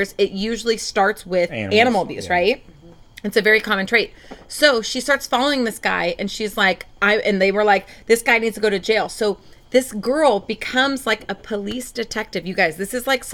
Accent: Portland, Oregon, United States; also born or lived in Lake Oswego, Oregon; now in Southern California, United States; I'm from Portland, Oregon

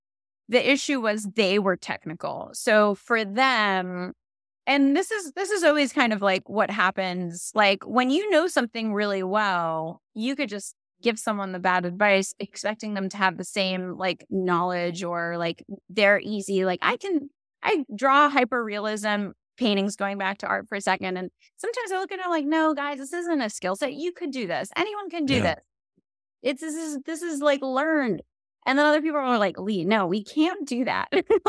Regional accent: Israel; born there; And, it's a weird part of my story, but I was born in Israel.

